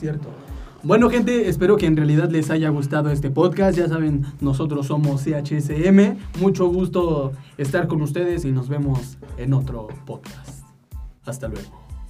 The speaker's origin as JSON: {"language": "Spanish", "country": "Mexico", "said": "somos los mexicanos"}